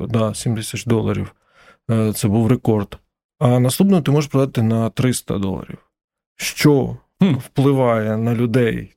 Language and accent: Ukrainian; Ukraine; ми з України